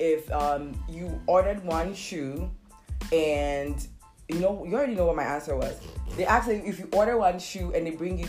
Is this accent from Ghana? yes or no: yes; Nzema area, near the Ivory Coast border, Western Region, Ghana; I'm from Sishi Nzema